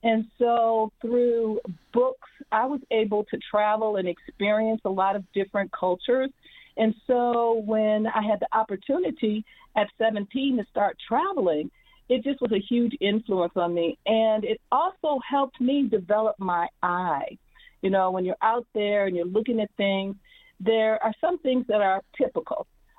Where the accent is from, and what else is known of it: Midwest, United States